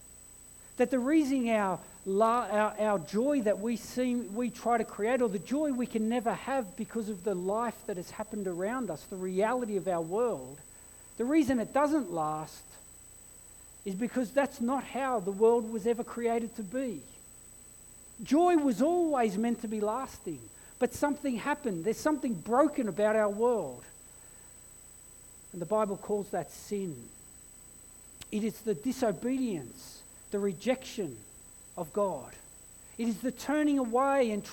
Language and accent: English; Blacktown, New South Wales, Australia; also born or lived in England; Our Christmas Day in Western Sydney, I grew up in Blacktown